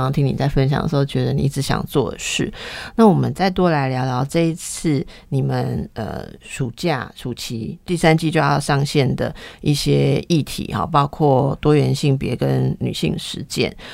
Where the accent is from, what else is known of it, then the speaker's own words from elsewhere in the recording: Taipei, Taiwan; 我从小在大道城长大的